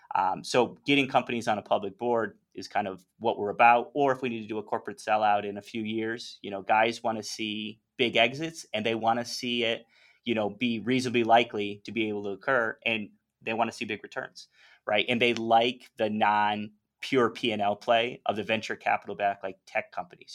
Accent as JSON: {"language": "English", "region": "North Carolina", "country": "United States", "tie": "born or raised there", "also_born_or_lived": "New York / Hong Kong", "moved": "as an adult", "lives_now": "Medellin, Colombia", "said": "born in New York, spent most of my life in North Carolina"}